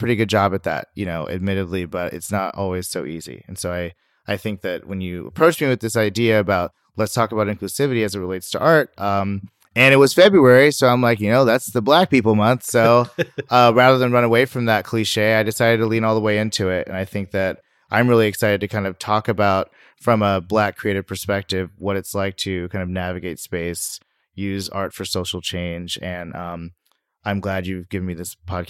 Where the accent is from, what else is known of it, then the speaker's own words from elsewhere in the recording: Sacramento, California, United States; And my background is I'm from Sacramento, which you may or may not know, according to census, is like the most diverse city in the nation. But, you know, I grew up there.